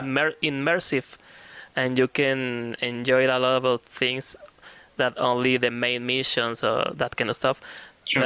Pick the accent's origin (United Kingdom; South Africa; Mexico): Mexico